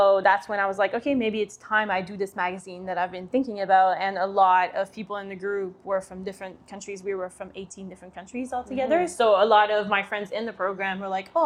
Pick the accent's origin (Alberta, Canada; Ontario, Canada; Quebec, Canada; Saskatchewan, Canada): Quebec, Canada; Quebec City; moved away; I'm from Quebec City